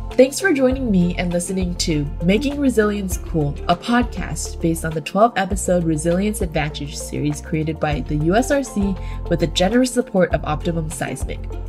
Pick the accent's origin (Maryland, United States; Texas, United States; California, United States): California, United States; Growing up in California